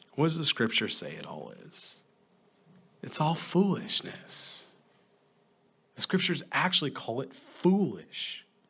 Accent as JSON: {"language": "English", "region": "upstate New York", "country": "United States", "tie": "born or raised there", "moved": "yes", "said": "When, when my wife and I go back upstate, a lot of times, New York, sometimes they'll have different events or weddings or baptism, and I'll go back into the Catholic Church, right? And certainly there's fond memories there. I mean, I grew up in that church"}